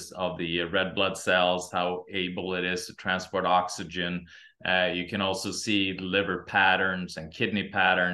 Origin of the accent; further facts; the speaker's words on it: Sweden; also born or lived in Santa Monica, California; now in Meridian, United States; I'm originally from Sweden